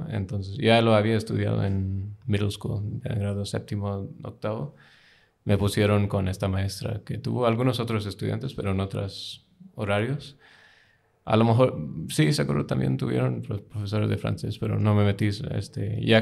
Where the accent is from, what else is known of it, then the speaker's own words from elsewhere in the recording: United Kingdom; Spanish is a second language; now in United States; Pero este, no, no, no crecí en India. Este, crecí un rato en Reino Unido, {S1} luego {S0} de, que mis padres se divorciaron me mudé a Estados Unidos con mi mamá, que emigró ahí luego.